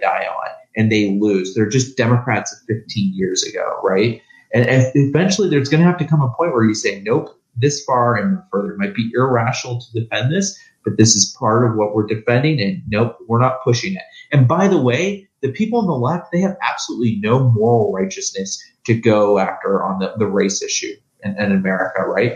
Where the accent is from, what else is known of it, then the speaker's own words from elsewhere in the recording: Ohio, United States; I'm from Ohio. I was born and raised in Ohio